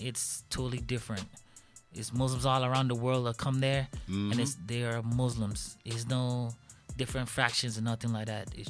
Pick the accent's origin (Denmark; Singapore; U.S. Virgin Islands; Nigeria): U.S. Virgin Islands; moved away; I'm from the Virgin Islands.